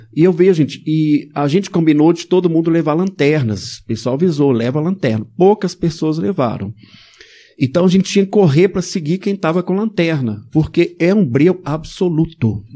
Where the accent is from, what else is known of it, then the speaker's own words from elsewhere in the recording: Belo Horizonte, Minas Gerais, Brazil; Eu nasci aqui em Belo Horizonte, de família de classe média católica